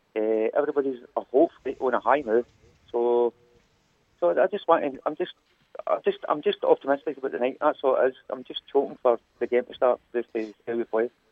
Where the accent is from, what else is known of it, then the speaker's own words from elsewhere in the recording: East Kilbride, Scotland, United Kingdom; now in Germany; I'm from East Kilbride, but uh, I'm working in Germany